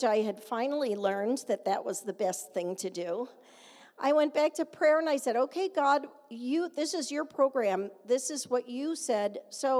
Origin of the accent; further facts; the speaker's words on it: Canandaigua, New York, United States; my hometown